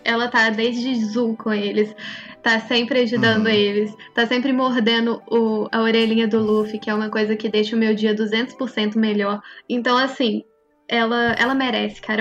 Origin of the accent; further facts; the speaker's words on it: Minas Gerais, Brazil; Eu sou de Minas.